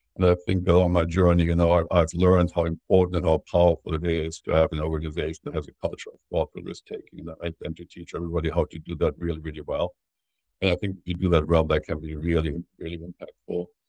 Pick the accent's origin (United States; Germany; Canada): Germany; growing up in Germany